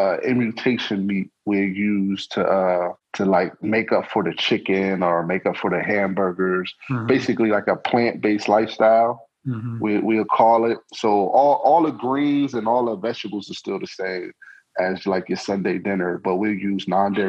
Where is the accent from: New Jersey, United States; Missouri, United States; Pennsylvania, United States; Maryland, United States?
Pennsylvania, United States; Harrisburg; also born or lived in Atlanta; We're the capital of PA